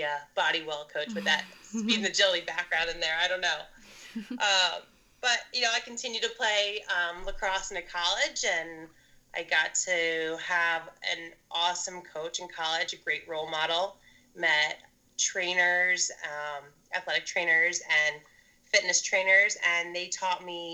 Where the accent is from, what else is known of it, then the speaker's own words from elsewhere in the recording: Maryland, United States; I'm originally from Maryland, right outside the DC area